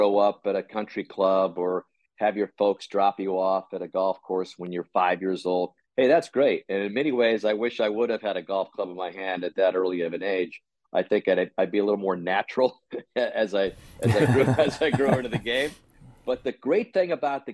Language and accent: English; Tucson, Arizona, United States; I grew up in Tucson, Arizona.